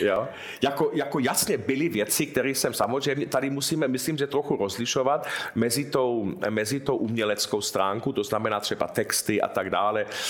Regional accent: Munich, Bavaria, Germany; jsem se narodil v Mnichově

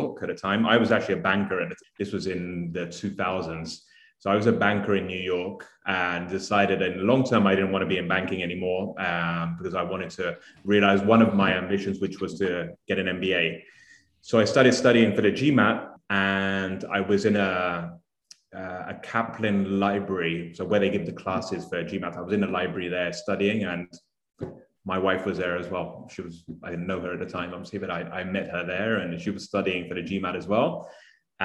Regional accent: United Kingdom; also born or lived in Italy / Mexico; now in Miami, United States; So I'm Italian, brought up in the UK, hence the accent.

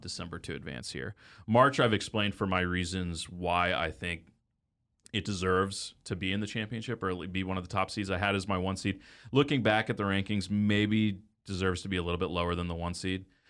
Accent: Dallas, Texas, United States; I grew up in Dallas

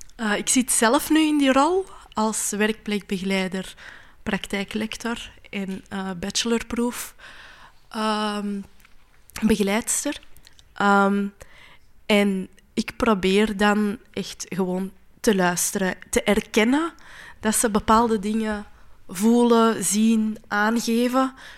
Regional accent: Flanders, Belgium; als vrouw, als Marokkaanse, als Vlaamse, als moslima

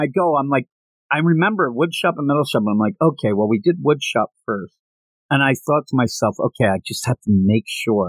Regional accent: Pennsylvania, United States; We're both from Pennsylvania.

